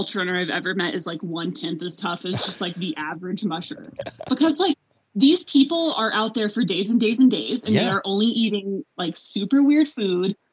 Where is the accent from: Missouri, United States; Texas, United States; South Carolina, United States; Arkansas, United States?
Arkansas, United States; moved away as an adult; also born or lived in Boulder, Colorado / Fairbanks, Alaska; I'm from Arkansas